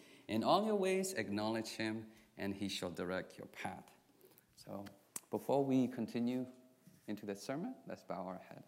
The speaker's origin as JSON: {"language": "English", "country": "Myanmar", "moved": "yes", "said": "I'm from Burma. Like I said, my ethnicity is called Karen."}